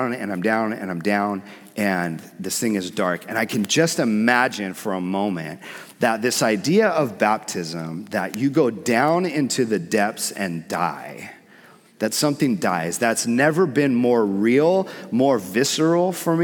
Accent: San Diego, California, United States; also born or lived in Hawaii; I grew up surfing in San Diego. I lived in Hawaii for a portion of my life

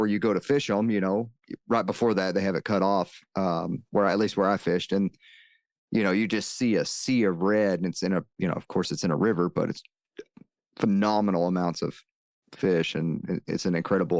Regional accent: the South, United States; just like you, I grew up in the South, we hunted out of tree stands

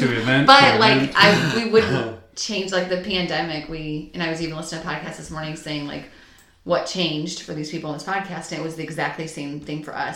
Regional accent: St. Louis, Missouri, United States; I grew up here in St. Louis

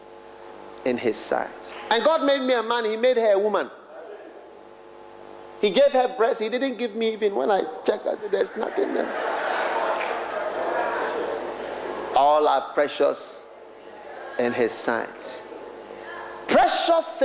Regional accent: Ghana; I'm from Ghana

